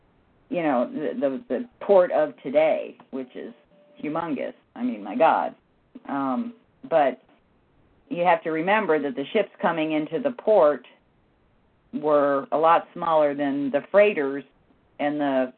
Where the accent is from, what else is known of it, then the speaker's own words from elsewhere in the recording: Massachusetts, United States; Yeah, I was in the sticks. I'm on the western end of Massachusetts, which nobody knows exists because everybody says, finds out I'm from Massachusetts. They all think I'm from Boston.